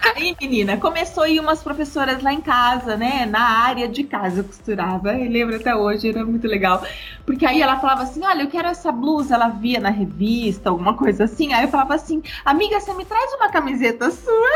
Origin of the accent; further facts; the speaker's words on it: Matão, São Paulo, Brazil; moved away as an adult; also born or lived in Fortaleza, Ceará; Eu sou de Matão, do interior de São Paulo.